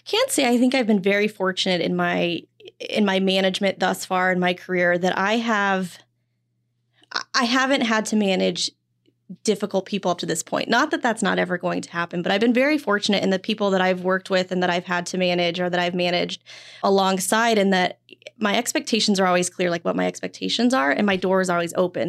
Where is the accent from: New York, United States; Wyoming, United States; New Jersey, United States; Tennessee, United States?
Wyoming, United States; moved away as an adult; also born or lived in Phoenix; I'm originally from Wyoming